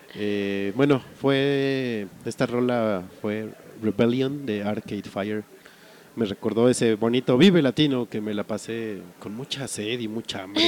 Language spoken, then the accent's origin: Spanish; Mexico; como buen mexicano